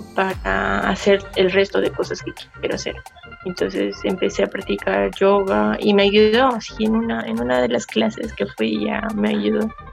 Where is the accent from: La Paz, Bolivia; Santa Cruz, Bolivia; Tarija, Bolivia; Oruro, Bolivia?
La Paz, Bolivia; Coroico; Me encuentro en, mi pueblito, que es Coroico